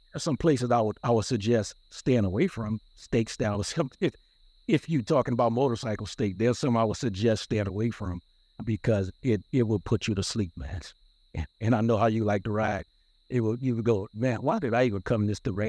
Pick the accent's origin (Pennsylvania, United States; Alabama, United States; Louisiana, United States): Louisiana, United States; New Orleans; now in California, United States; We from New Orleans, born and raised in New Orleans